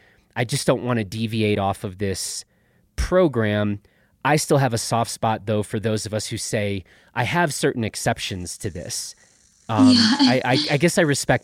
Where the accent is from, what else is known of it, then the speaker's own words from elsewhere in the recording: Chicago, Illinois, United States; I grew up in Chicago